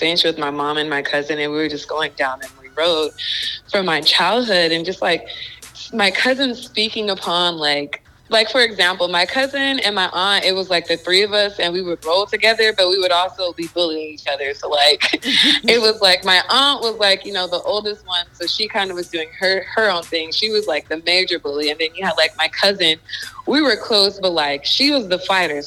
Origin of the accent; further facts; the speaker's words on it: Inland Empire, California, United States; I am originally from the Inland Empire. It's like 45 minutes from